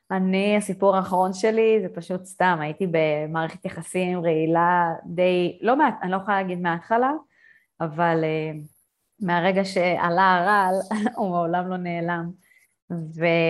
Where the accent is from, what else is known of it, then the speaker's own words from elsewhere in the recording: Israel; moved away; בתור אה, ישראלית טובה